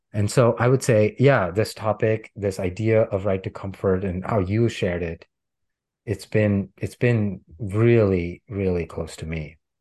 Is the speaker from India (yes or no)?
yes; India; moved away as an adult; now in United States; growing up in India, where right to comfort and privilege is there